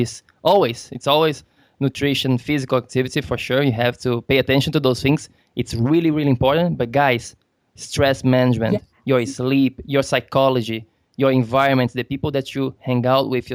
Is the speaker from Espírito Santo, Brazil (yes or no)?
no; Florianópolis, Santa Catarina, Brazil; now in United States; Florianópolis, my hometown